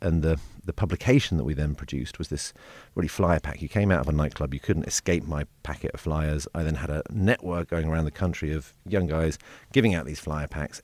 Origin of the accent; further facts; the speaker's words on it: London, United Kingdom; I grew up in South London